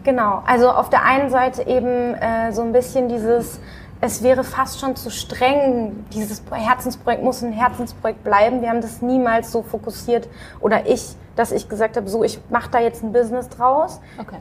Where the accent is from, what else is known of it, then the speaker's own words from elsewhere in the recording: Dortmund, North Rhine-Westphalia, Germany; Ansonsten bin ich in Dortmund äh, aufgewachsen